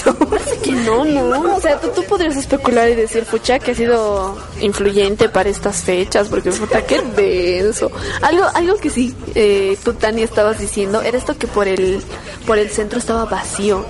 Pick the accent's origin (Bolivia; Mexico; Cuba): Bolivia